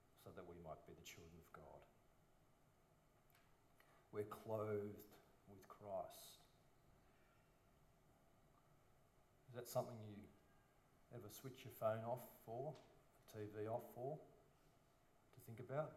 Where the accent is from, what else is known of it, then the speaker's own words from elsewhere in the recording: Sydney, New South Wales, Australia; a silver spooner boy from a private school in the Northern Beaches. Tragic. And my parents drove over to church in Petersham, believe it or not, from Collaroy.